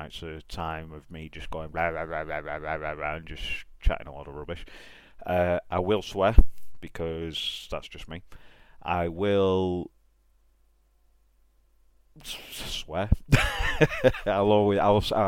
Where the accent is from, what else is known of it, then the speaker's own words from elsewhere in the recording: England, United Kingdom; I'm from England